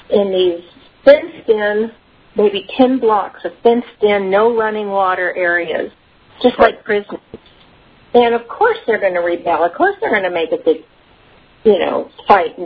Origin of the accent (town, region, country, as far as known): California, United States; born or raised there; also born or lived in Shreveport, Louisiana / Ruston, Louisiana